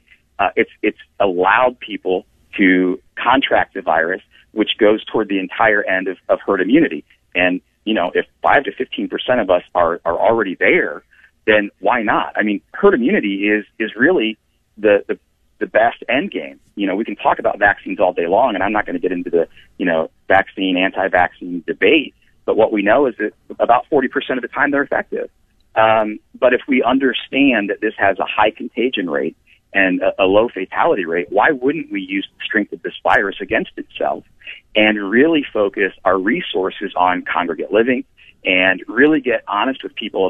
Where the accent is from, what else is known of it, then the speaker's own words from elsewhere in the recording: Ashland, Ohio, United States; I was born and raised in Ashland, Ohio